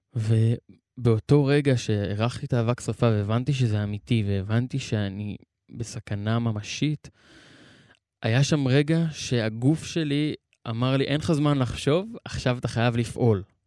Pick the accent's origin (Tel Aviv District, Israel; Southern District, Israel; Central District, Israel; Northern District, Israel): Southern District, Israel; Be'eri; אני נולדתי וגדלתי בקיבוץ הזה